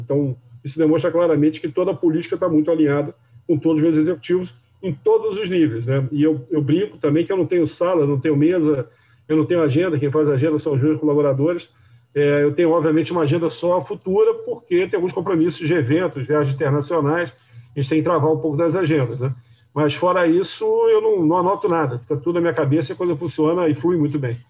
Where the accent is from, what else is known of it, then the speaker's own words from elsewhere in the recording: Rio de Janeiro, Brazil; eu sou carioca